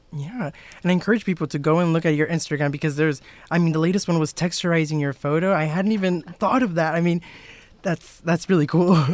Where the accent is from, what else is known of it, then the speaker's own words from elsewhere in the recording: South Texas, United States; I'm from South Texas